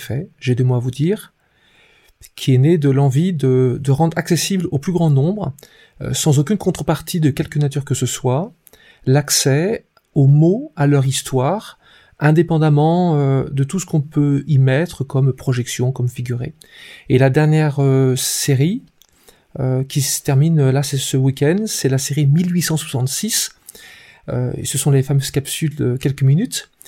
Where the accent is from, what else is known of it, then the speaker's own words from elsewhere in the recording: Brittany, France; Euh, je suis d'origine bretonne, avec tout ce que ça implique d'influence. Je suis plutôt un breton des forêts, euh, plus que la mer, et pourtant je suis, je suis proche de l'eau.